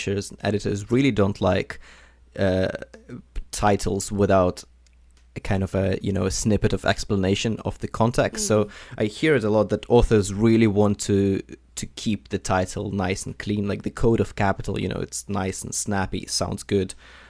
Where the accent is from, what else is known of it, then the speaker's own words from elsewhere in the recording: Ukraine; moved away; I come from Ukraine originally